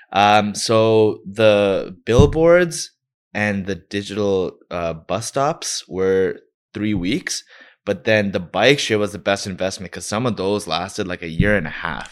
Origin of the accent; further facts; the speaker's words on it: Toronto, Ontario, Canada; I'm from Scarborough